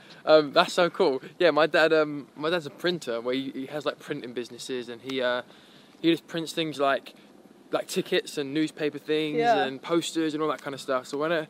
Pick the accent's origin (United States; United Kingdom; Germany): United Kingdom; South East England; From Kent, yeah. We all kind of grew up in the area and we haven't kind of like broken out of it.